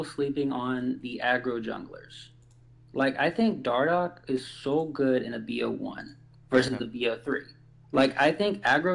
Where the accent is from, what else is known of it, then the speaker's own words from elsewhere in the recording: Alabama, United States; I'm actually from Alabama